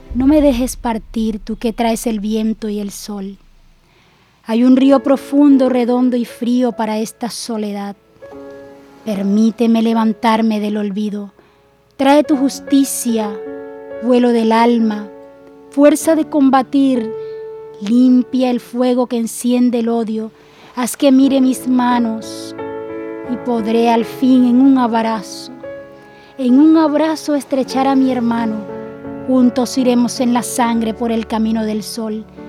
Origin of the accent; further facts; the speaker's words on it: Caribbean Region, Colombia; nos identifican a nosotros como Caribe colombiano